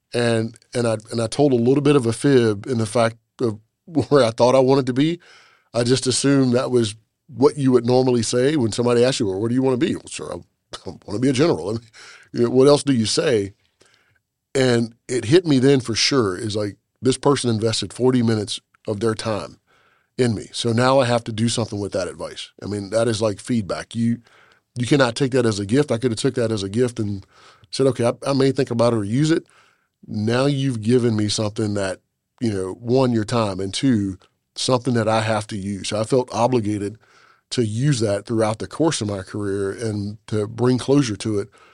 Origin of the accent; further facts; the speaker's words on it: South Carolina, United States; I'm from South Carolina.